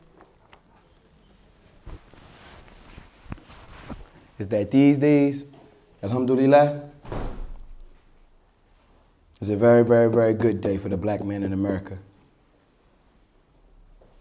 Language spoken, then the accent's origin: English; Atlantic City, New Jersey, United States; I'm from Atlantic City, New Jersey, off the 4300 block